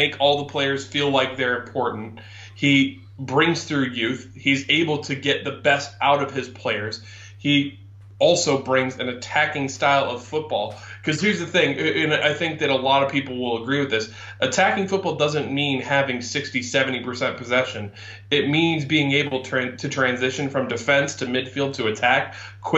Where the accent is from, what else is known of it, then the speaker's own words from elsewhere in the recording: United States; I'm being American.